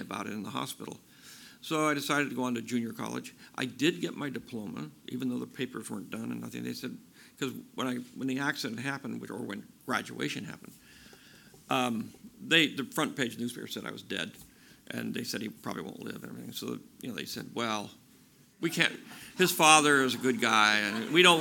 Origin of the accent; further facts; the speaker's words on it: Bay Area, California, United States; This is my hometown. This is where I grew up. I grew up about 50, 60 miles east of here, and the Bay Area has always been where I live